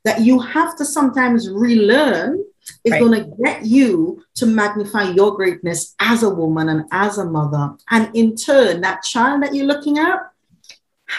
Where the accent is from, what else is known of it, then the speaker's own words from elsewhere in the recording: Trinidad & Tobago; now in United Kingdom; Originally, I'm an island girl. I'm from Trinidad. I'm living in the UK.